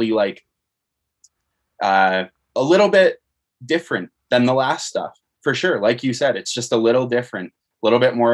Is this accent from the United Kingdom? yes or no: no; Canada; Uh, also, it's interesting because being a Canadian band, uh, a lot of times it can be harder for an American band to sign a Canadian band.